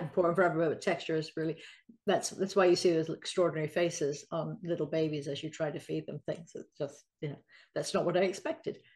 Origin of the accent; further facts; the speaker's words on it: England, United Kingdom; I'm English